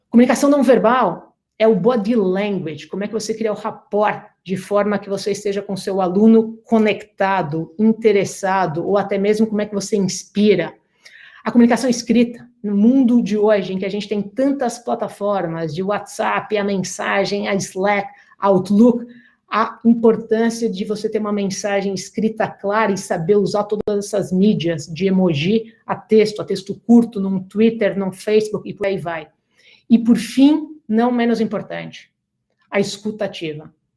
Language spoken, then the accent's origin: Portuguese; Brazil; moved away as an adult; now in United States; sendo brasileira